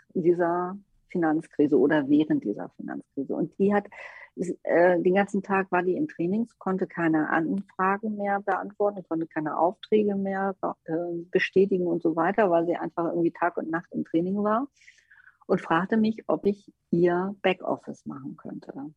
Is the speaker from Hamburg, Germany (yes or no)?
yes; Hamburg, Germany; als Hamburgerin